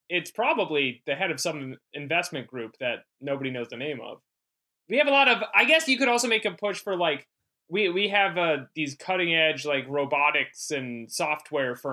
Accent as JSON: {"language": "English", "town": "Needham", "region": "Massachusetts", "country": "United States", "tie": "born or raised there", "moved": "yes", "lives_now": "New York, United States", "said": "my hometown Needham"}